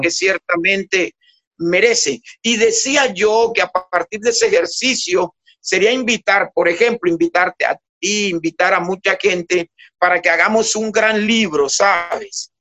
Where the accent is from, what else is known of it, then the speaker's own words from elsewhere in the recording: San Basilio de Palenque, Bolívar, Colombia; yo de niño en Palenque